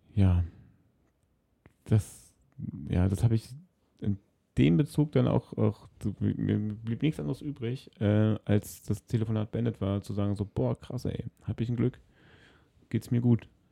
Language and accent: German; Berlin, Germany; In Berlin, in meiner Heimatstadt